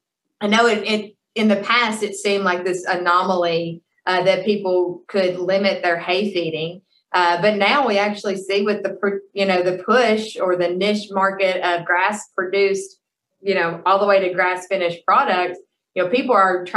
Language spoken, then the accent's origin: English; Kentucky, United States; You know, again, I came from Kentucky. We had the loamy soils, but they had their own challenges.